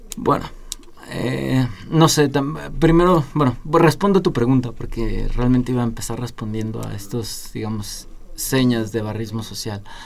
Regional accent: Mexico; como sociedad mexicana

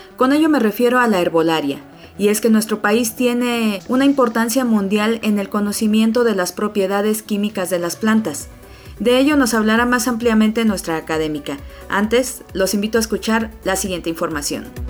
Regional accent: Mexico; los mexicanos

